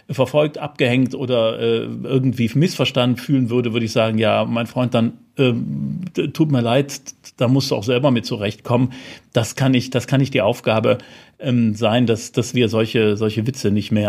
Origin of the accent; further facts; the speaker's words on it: Rhineland, Germany; Jetzt bin ich Rheinländer, wie man ja weiß.